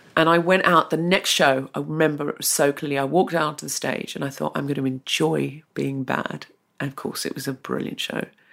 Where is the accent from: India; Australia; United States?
Australia; I was r, born and raised in Australia.